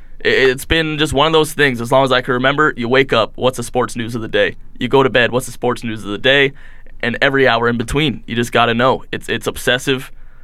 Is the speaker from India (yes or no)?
no; Windsor, Ontario, Canada; moved away as an adult; Windsor, Ontario, right from the southern tip.